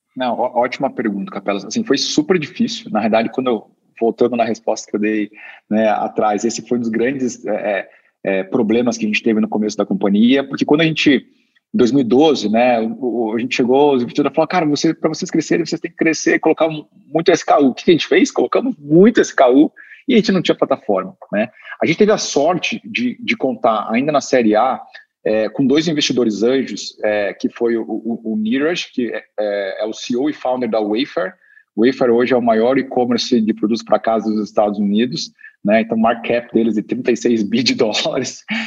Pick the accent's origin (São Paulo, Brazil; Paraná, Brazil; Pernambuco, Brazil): Paraná, Brazil; Curitiba; eu, sou curitibano